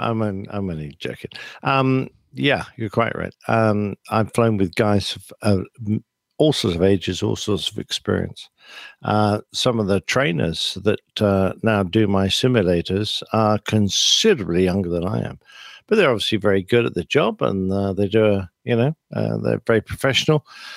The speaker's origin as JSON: {"language": "English", "region": "England", "country": "United Kingdom"}